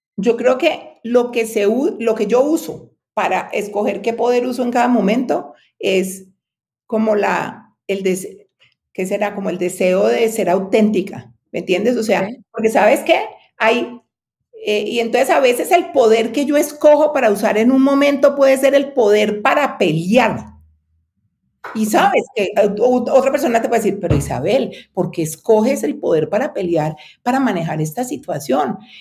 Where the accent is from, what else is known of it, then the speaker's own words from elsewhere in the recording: Cali, Valle del Cauca, Colombia; also born or lived in United States; now in Bogotá, Colombia; yo nací en Cali, pero me vine a estudiar en Bogotá y me quedé en Bogotá.